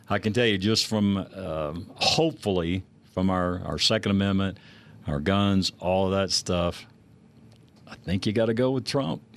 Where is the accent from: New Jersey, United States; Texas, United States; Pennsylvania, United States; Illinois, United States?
Texas, United States; I grew up in Texas.